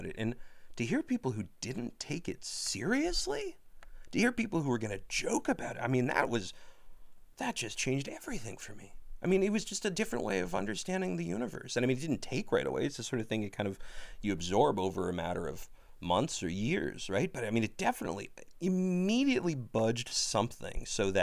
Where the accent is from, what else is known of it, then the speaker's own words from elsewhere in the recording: Ottawa, Ontario, Canada; I grew up near Tunney's Pasture in Ottawa